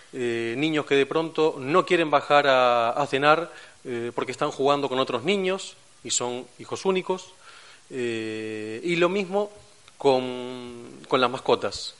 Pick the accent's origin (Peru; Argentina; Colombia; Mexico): Argentina; Buenos Aires; accent: Argentine; moved away as an adult; now in Cantabria, Spain; por mi acento, se habrán dado cuenta, soy argentino, de, Buenos Aires. Eh, hace cinco años que trabajo y vivo aquí en España